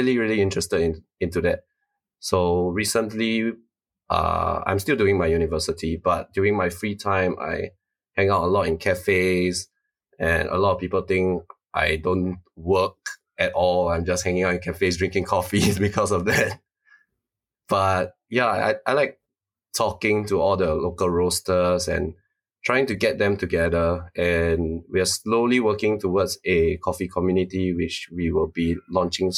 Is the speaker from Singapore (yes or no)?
yes; Singapore; I'm from Singapore, born and raised. Spent all 26 years of my life here